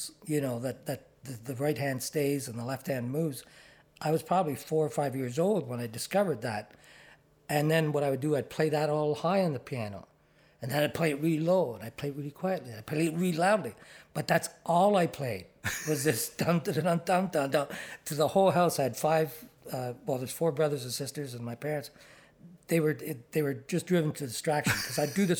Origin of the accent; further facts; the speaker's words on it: Ottawa, Ontario, Canada; moved away as an adult; also born or lived in Toronto; I'm from Ottawa and born and raised